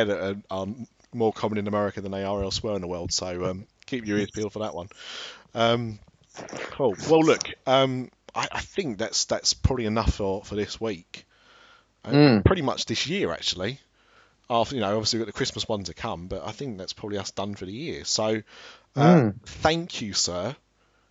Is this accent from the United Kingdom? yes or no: yes; Ilford, London, United Kingdom; also born or lived in Brighton; I was born in Brighton, but I lived in Ilford and then upwards